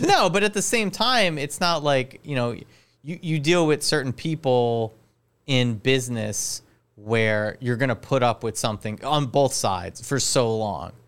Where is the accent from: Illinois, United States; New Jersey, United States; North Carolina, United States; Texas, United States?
New Jersey, United States; Highlands; I'm from Highlands